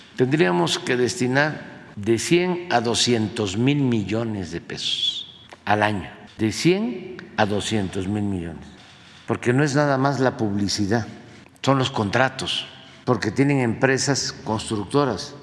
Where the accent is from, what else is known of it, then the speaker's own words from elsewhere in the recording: Tabasco, Mexico; moved away as an adult; now in Mexico City, Mexico; yo llegué a la Ciudad de México a principios de 1973 a estudiar en la casa del estudiante tabasqueño. Aquí en Violeta en la colonia Guerrero. Ahí vivíamos 80 estudiantes. Imagínense, 80 tabasqueños jóvenes juntos